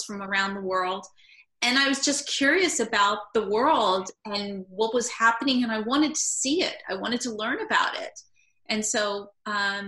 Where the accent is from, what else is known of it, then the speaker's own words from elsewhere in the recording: New York, United States; also born or lived in Brooklyn, New York / Long Island, New York / Manhattan, New York; I've always been from New York. I originally was born in Brooklyn, New York, moved to Long Island, and then Manhattan, and now I'm back to Brooklyn, New York